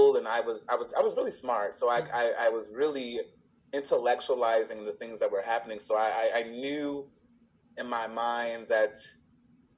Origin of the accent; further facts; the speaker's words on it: Chicago, Illinois, United States; I was born and raised in the South Side of Chicago